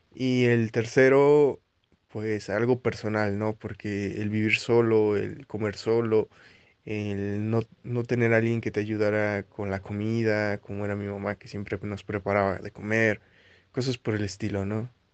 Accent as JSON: {"language": "Spanish", "town": "Xalapa", "region": "Veracruz", "country": "Mexico", "tie": "born or raised there", "moved": "as an adult", "lives_now": "Mexico City, Mexico", "said": "soy originario de Jalapa, Veracruz y llegué a la Ciudad de México hace 8 años"}